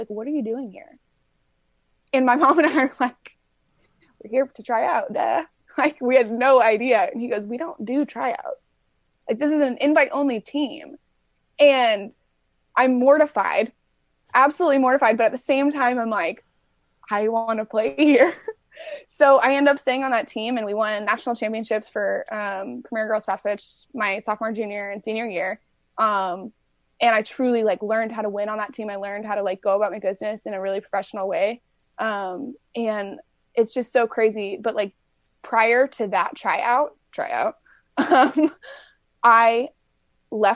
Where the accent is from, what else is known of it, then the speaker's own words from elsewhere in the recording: Brea, California, United States; we grew up in Southern California in Orange County, and I played in Brea